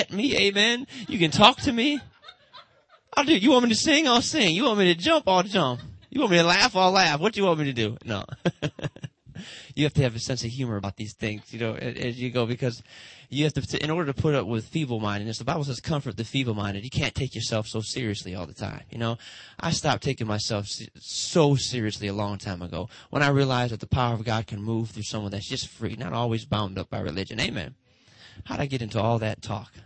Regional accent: Detroit, Michigan, United States; Motown, that's where I'm from Motown

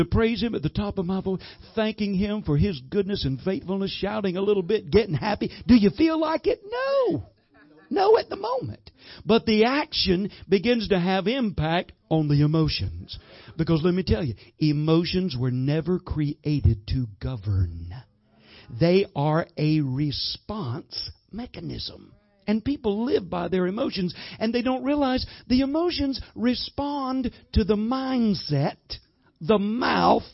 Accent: the South, United States; I'm from the South, man. We've got what you call sweet tea

